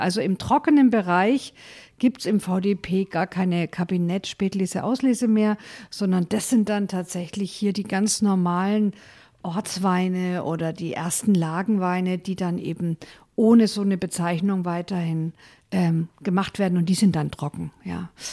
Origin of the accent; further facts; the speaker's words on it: Franconia, Bavaria, Germany; Bei uns in Franken